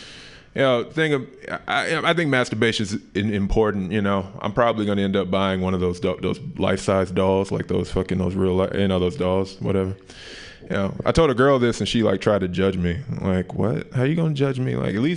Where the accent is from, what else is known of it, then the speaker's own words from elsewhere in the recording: Memphis, Tennessee, United States; moved away; also born or lived in Oakland; I'm originally from Memphis, Tennessee